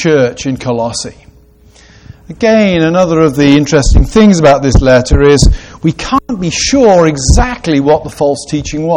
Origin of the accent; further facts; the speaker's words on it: Gloucestershire, South West England, United Kingdom; I grew up in a town in Gloucestershire, in the west of England, that was the centre of the wool trade.